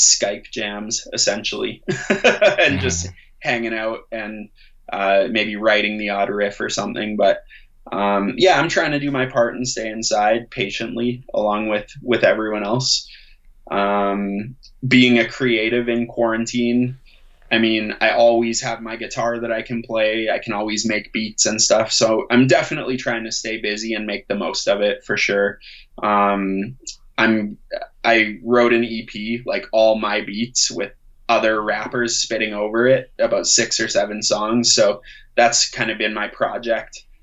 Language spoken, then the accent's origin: English; Calgary, Alberta, Canada; growing up in Calgary